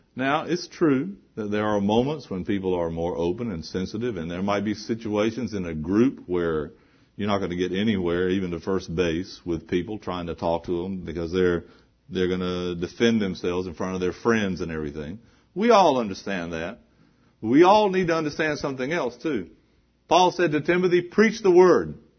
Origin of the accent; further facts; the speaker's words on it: the South, United States; I was growing up in the South, we had this little gospel chorus we used to sing.